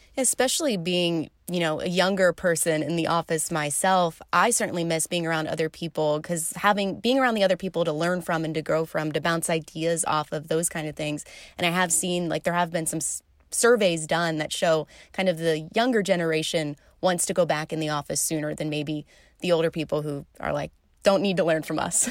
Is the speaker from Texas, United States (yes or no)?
no; suburbs of Philadelphia, Pennsylvania, United States; moved away as an adult; also born or lived in Illinois; now in Milwaukee, United States; technically the suburbs of Philadelphia. Philly people would get mad if I said I was actually from Philly. But yes, the East Coast, about an hour outside of Philly, right along kind of the Jersey border is where I grew up